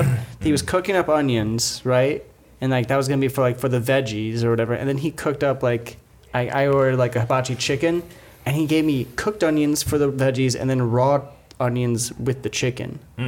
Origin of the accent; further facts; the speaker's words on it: Illinois, United States; Growing up in Illinois